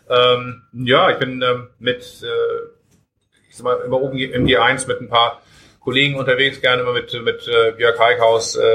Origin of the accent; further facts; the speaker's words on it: Hamburg, Germany; als äh, Hamburger Jung und Brauer